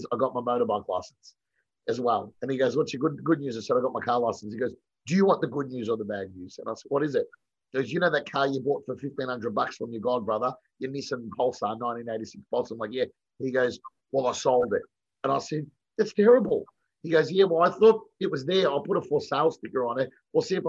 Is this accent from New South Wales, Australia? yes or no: no; Melbourne, Victoria, Australia; moved away as an adult; also born or lived in Sydney; So I'd grown up with Bo in Essendon. We were all from the wrong side of the Yarra. So we grew up in Essendon